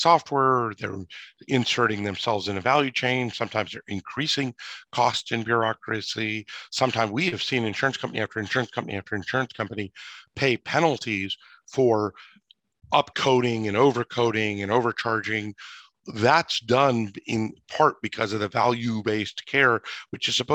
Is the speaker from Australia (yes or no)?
no; United States; as an American, as a father of three young children